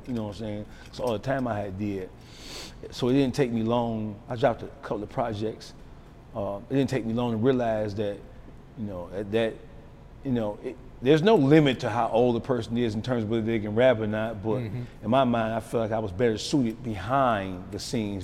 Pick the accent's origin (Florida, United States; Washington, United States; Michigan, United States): Michigan, United States; Detroit; Detroit is a different animal. I'm from Detroit.